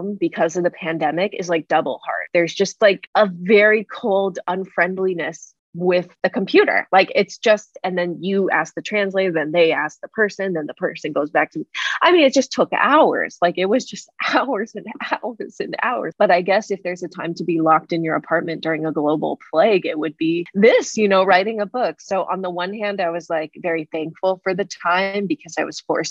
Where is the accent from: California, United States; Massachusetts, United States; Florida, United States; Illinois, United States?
California, United States; I'm from Cali